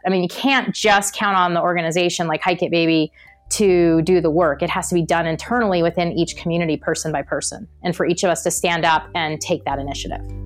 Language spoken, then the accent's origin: English; Portland, Oregon, United States; I'm from Portland